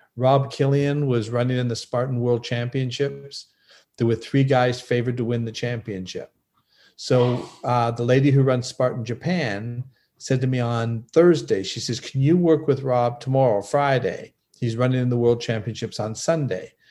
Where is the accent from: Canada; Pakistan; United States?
Canada; I'm from Canada